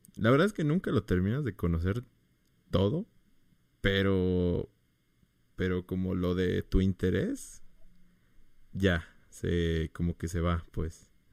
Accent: Mérida, Yucatán, Mexico; Yo soy de Mérida

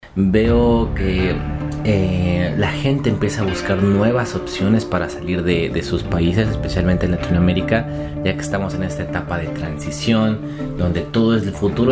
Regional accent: Mexico; moved away as an adult; also born or lived in Poland; now in Kraków, Poland; yo salí de México

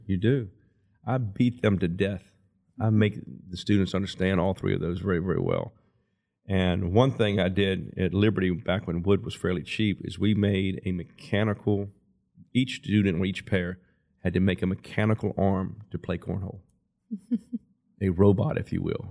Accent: Lynchburg, Virginia, United States; also born or lived in Altavista; I was born and raised in Lynchburg and went to school, public school through Lynchburg up to my freshman year

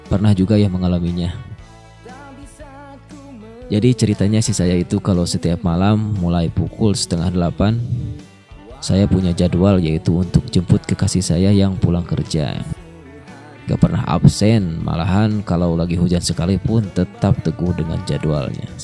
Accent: Tasikmalaya, West Java, Indonesia; pendatang baru di musik country Indonesia. Saya berasal dari Tasikmalaya.

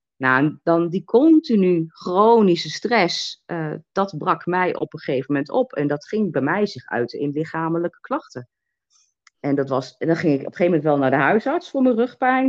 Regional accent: Twente, Overijssel, Netherlands; moved away; ik kom uit Twente

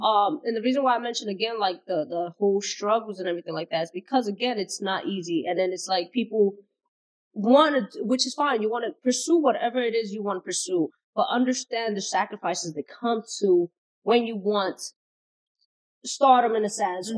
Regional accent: New York City, New York, United States; being Bronx native

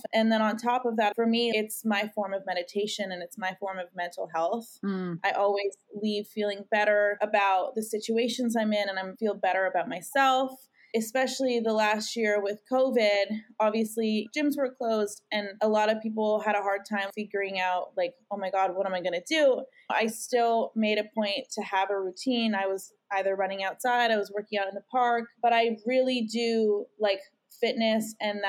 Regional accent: Canada; moved away; I'm from Canada, and so I haven't been able to go home and see my family and visit my parents.

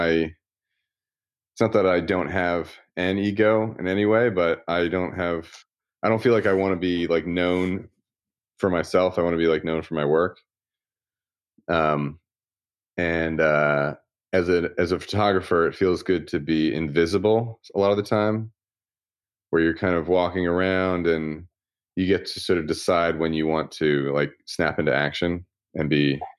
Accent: Philadelphia, Pennsylvania, United States; I grew up in suburbs of Philadelphia

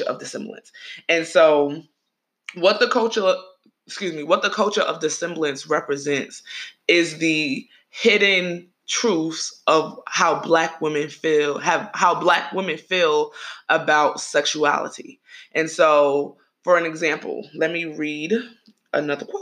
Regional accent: New York, United States; I'm from New York

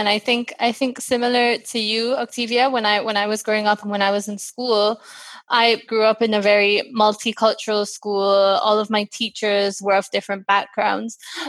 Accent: India; as an Indian girl with an Indian passport

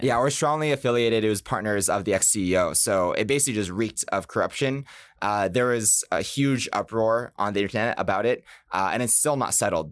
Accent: Boston, Massachusetts, United States; moved away; I'm from Boston

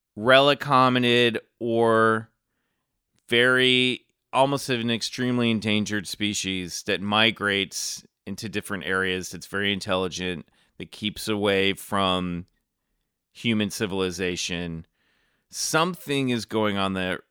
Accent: Kansas City, Missouri, United States; moved away as an adult; when I was growing up in Kansas City, there was nothing going on

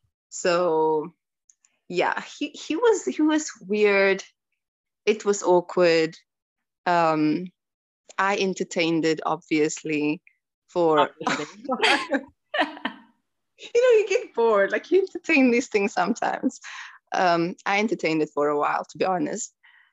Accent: South Africa; So when I told him that I'm South African, he was extremely happy. And he was like, he went on asking me about my country and like culture and things like that.

